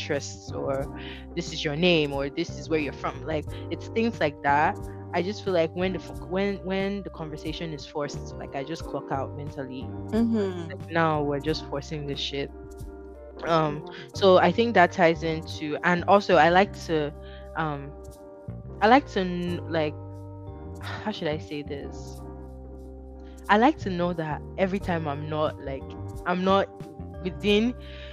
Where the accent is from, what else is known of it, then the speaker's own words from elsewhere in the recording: Benin City, Edo, Nigeria; moved away as an adult; I'm from Benin City. I've lived here for 6 years.